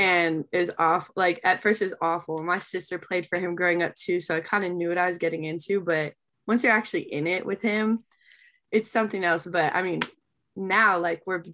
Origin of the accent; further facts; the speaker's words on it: Honolulu, Hawaii, United States; moved away as an adult; also born or lived in Texas; I'm from Honolulu, Hawaii. Grew up there my whole life.